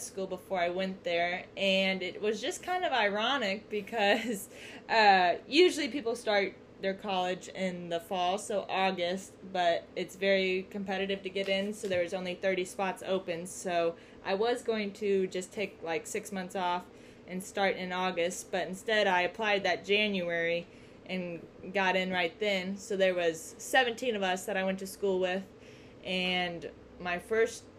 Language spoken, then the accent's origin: English; Centralia, Missouri, United States; also born or lived in Watertown, South Dakota; I moved back to Centralia, which is my hometown, 3 years ago